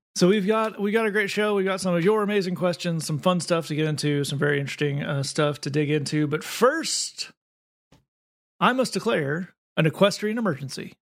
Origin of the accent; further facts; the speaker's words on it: East Tennessee, United States; I grew up in East Tennessee